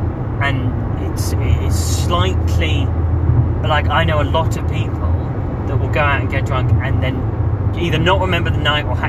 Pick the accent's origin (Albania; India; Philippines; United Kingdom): United Kingdom; England